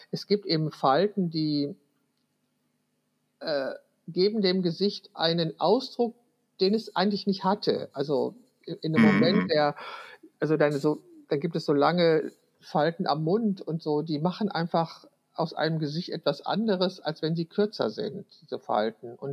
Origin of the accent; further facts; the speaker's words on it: Wülfrath, North Rhine-Westphalia, Germany; Wülfrath ist meine Geburtsstadt, also da wo ich 20, 21 Jahre gelebt habe